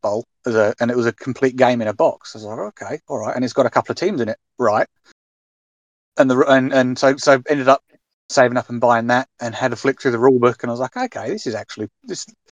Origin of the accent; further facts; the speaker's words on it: Maidstone, South East England, United Kingdom; moved away as an adult; also born or lived in Western Australia; I'm from Maidstone, but I've lived in Western Australia for the past 5 years or so